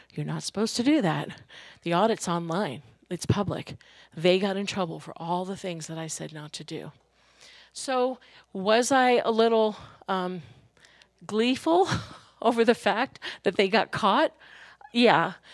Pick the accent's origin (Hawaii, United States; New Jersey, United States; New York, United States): New York, United States; when I was growing up in New York